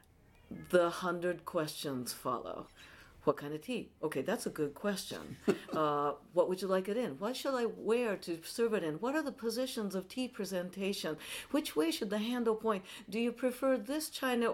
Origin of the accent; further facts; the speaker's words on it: Tokyo, Japan; now in San Francisco, United States; I'm based in San Francisco, although I'm originally from Tokyo, Japan.